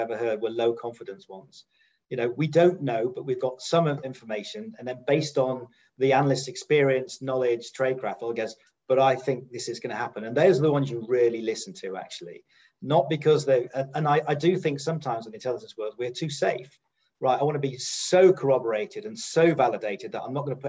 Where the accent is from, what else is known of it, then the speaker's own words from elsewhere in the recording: United Kingdom; Being a Brit